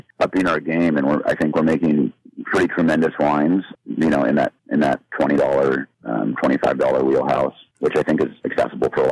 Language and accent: English; St. Helena, California, United States; I grew up in St. Helena.